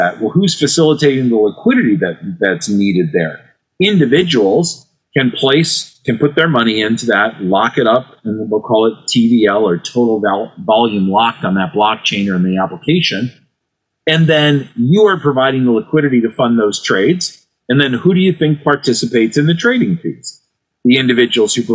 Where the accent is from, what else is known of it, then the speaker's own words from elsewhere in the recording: Cleveland, Ohio, United States; my hometown team, the Cleveland Cavaliers